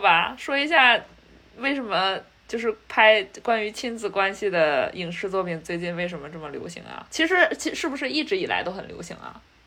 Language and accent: Chinese; China; now in United States; 我们在中国长大的小孩儿